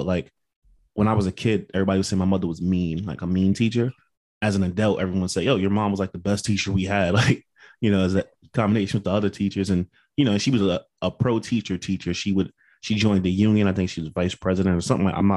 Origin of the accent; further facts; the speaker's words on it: Passaic, New Jersey, United States; now in South Carolina, United States; I'm from Passaic, which is right down